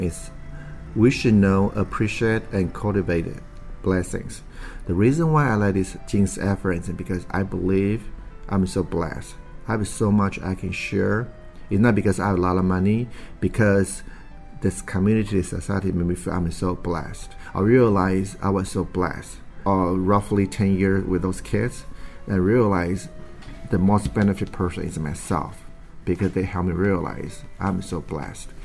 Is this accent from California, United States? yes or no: yes; San Francisco, California, United States; I'm from San Francisco, California.